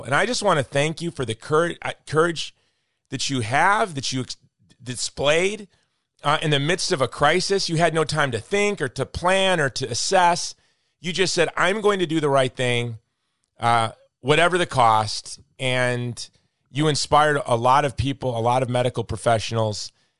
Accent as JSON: {"language": "English", "region": "Hawaii", "country": "United States", "tie": "born or raised there", "moved": "yes", "lives_now": "Texas, United States", "said": "in my home state of Hawaii"}